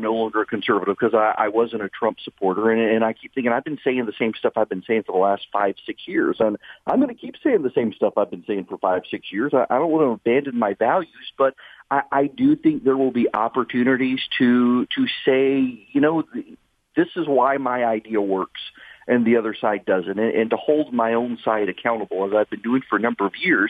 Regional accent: Dubai, United Arab Emirates; I grew up in Dubai, had never been to a music concert in my life.

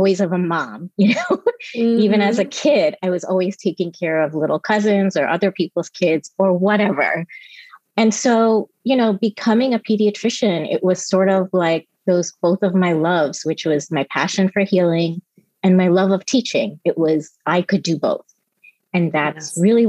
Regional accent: New Jersey, United States; also born or lived in Mumbai, India; I grew up in New Jersey on the East Coast. I think I was there from the time I was six.

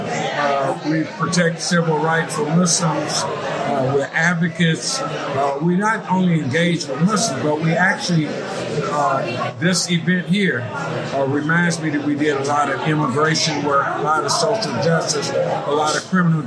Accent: Gary, Indiana, United States; moved away as an adult; also born or lived in Dallas, Texas; now in Houston, United States; Born and raised in Gary, Indiana

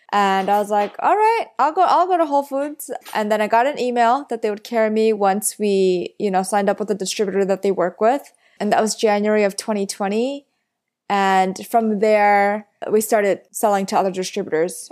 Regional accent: New York City, New York, United States; I grew up in Flushing, Queens

